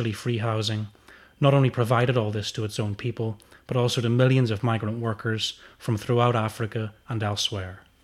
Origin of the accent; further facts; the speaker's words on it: United Kingdom; as British workers